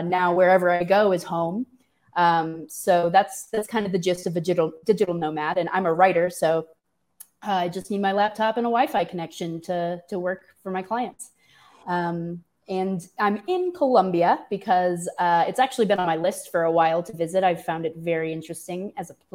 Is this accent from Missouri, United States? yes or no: yes; St. Louis, Missouri, United States; moved away; I am a classic Missourian. I grew up in St. Louis